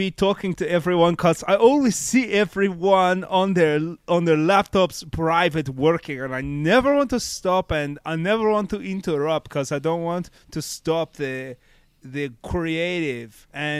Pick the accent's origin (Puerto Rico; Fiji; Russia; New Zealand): Russia; English is a second language; now in Los Angeles, United States; I am from Russia and I have been in Los Angeles for 3 years.